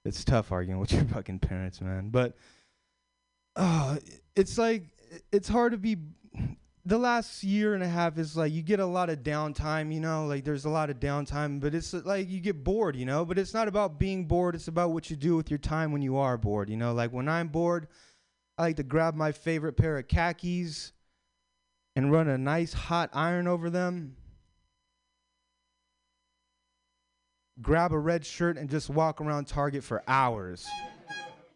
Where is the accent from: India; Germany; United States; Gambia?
United States; Sacramento, California; now in San Francisco, United States; I'm from Sacramento.